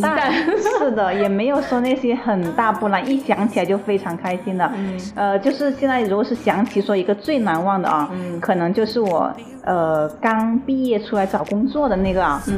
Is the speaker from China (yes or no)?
yes; Shenzhen, Guangdong, China; also born or lived in Heyuan, Guangdong (birthplace, hometown); 我就开始下深圳了